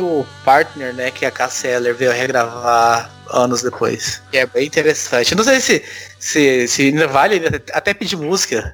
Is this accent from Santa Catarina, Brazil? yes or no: no; Goiás, Brazil; moved away; eu sou de Goiás, né? Morei lá até oitenta, noventa e sete